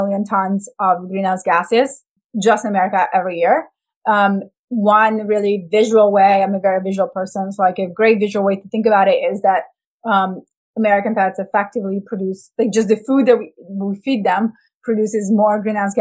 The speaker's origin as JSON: {"language": "English", "country": "Italy", "moved": "yes", "said": "I'm from Italy."}